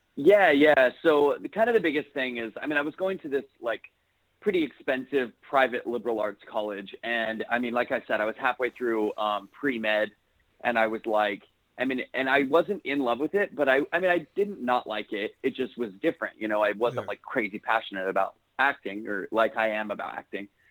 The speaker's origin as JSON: {"language": "English", "town": "Salt Lake City", "region": "Utah", "country": "United States", "tie": "born or raised there", "said": "I am from Salt Lake City, Utah"}